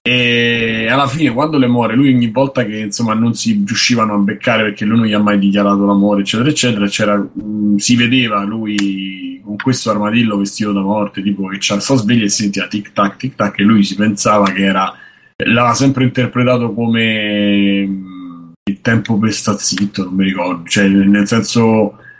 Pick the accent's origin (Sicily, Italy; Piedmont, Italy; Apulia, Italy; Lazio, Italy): Lazio, Italy; Rome; Da romano